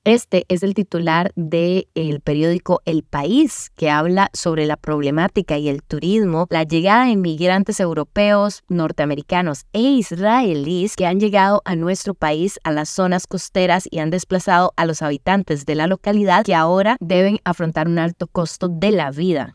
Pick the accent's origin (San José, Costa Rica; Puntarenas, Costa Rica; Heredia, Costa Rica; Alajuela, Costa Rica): Puntarenas, Costa Rica; yo soy de Punta Arenas Centro